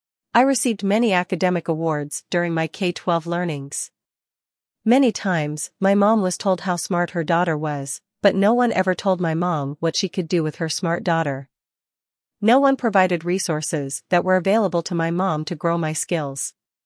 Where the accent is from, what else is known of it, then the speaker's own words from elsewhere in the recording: Port Arthur, Texas, United States; I am from Port Arthur, Texas, a little town that houses the world's largest refinery and many chemical manufacturing facilities. I grew up with oil and gas literally in my backyard